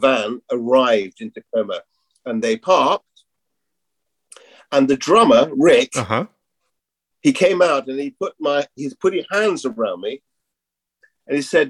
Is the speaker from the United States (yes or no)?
no; England, United Kingdom; I'm an Englishman